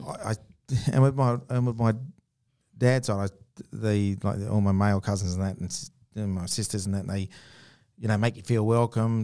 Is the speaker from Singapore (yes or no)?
no; Geraldton, Western Australia, Australia; I grew up around Geraldton